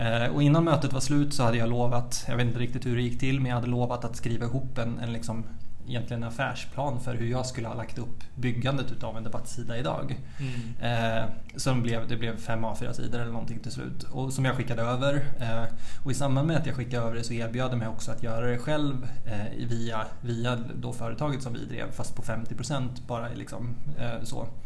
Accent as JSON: {"language": "Swedish", "town": "Örebro", "region": "Örebro County", "country": "Sweden", "tie": "born or raised there", "also_born_or_lived": "Umeå", "moved": "as an adult", "said": "född egentligen i Vivalla utanför Örebro, eh, en förort till Örebro. Eh, bodde där tills jag var åtta och då flyttade vi ut liksom, på landet"}